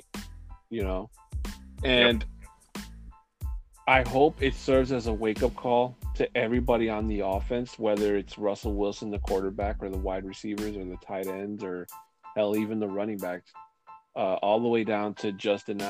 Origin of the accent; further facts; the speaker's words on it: Mexico City, Mexico; moved away; my hometown of Mexico City